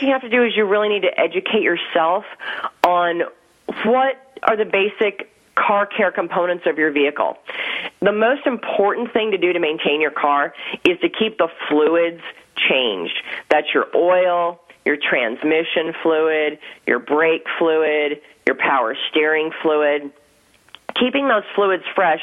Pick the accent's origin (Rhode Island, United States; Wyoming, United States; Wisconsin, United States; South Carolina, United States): Wisconsin, United States; moved away; I grew up in Wisconsin